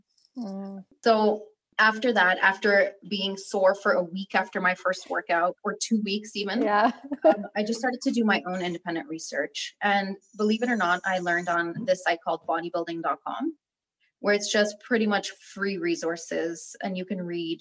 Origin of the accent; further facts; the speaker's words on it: Canada; also born or lived in Berat, Albania / Kuçovë, Albania; I was born in Berat and then I lived in Kuchov until I was about 7 and a half. And then we moved to Canada